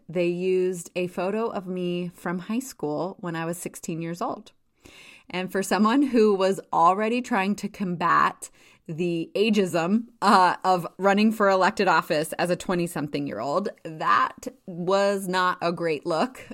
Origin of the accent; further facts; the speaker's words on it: Jackson, Wyoming, United States; moved away as an adult; also born or lived in Washington, D.C.; I grew up in Jackson, and my family owned a small hotel.